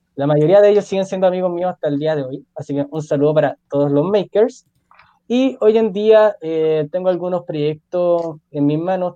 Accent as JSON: {"language": "Spanish", "town": "Puente Alto", "region": "Santiago Metropolitan Region", "country": "Chile", "said": "yo soy de Puente Alto"}